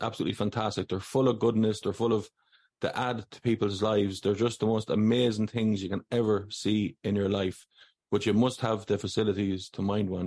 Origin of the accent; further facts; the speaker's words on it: Athlone, Westmeath, Ireland; I'm from Athlone. I'm from the Big Smoke.